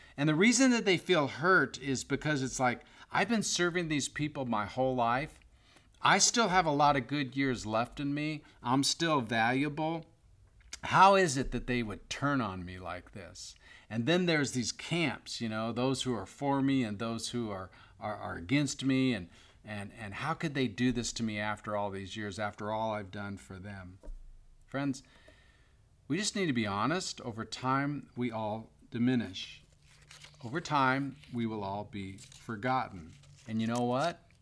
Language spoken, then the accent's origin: English; Bay Area, California, United States; I grew up in the Bay Area as a San Francisco Giants fan